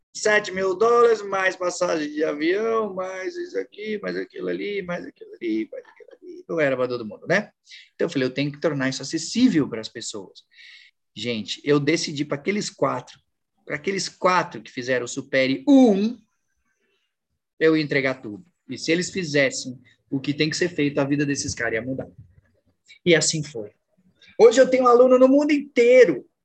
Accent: São Paulo, Brazil; moved away as an adult; now in Natal, Brazil; eu sempre morei a vida toda em São Paulo

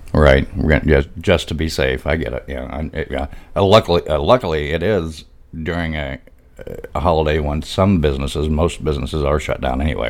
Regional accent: Arkansas, United States; That's my home state, yeah, Arkansas.

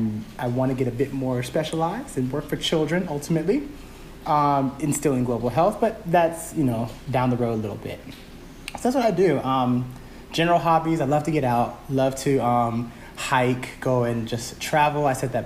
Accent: Atlanta, Georgia, United States; first language English; also born or lived in Birmingham, Alabama / Japan; I was born in Birmingham, Alabama. Okay. And I moved to Atlanta soon after. I think my mom says I was only a couple months old, maybe half a year. So I moved here with my mom and dad.

